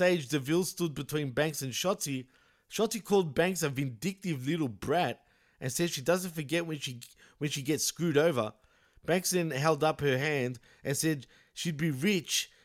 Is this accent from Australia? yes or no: yes; Australia; I'm from Australia